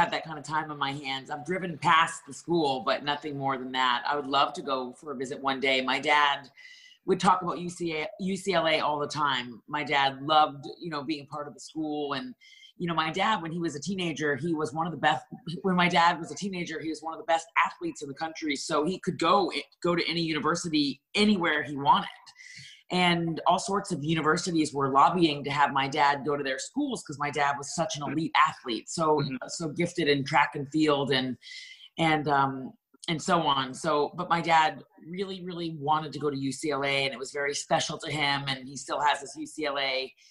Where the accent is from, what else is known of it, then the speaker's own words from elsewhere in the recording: Canada; moved away as an adult; now in Florida, United States; I was born in Canada.